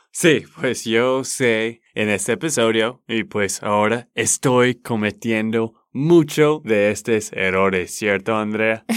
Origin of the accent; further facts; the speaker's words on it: Texas, United States; de Texas, Estados Unidos.